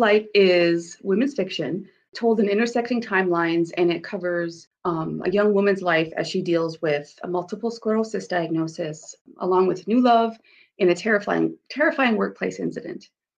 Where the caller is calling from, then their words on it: South Dakota, United States; I'm joining you from sunny South Dakota.